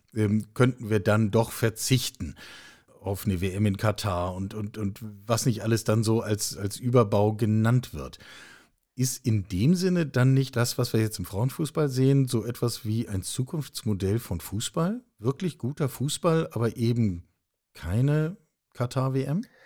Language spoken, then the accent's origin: German; Hamburg, Germany; moved away; ich habe äh, als Teenager in der Westkurve des Volksparkstadions in Hamburg gestanden